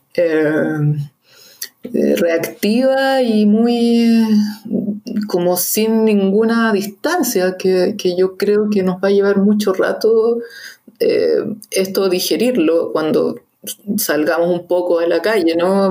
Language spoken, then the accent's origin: Spanish; Santiago, Santiago Metropolitan Region, Chile; los que somos santiaguinos